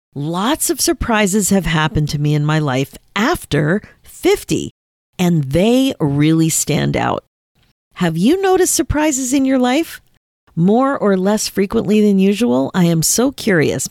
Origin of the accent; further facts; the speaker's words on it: Canada; I'm listed as a Canadian artist